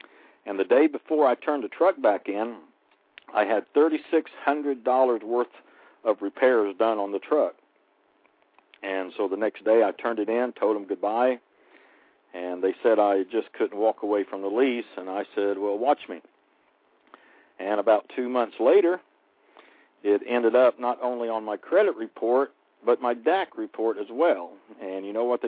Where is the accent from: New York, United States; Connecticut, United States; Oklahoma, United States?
Oklahoma, United States; my home state, Oklahoma